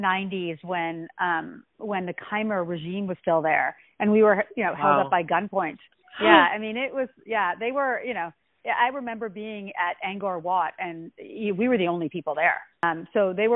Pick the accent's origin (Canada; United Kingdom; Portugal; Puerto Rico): Canada; Ottawa, Ontario; I was born in Ottawa, Canada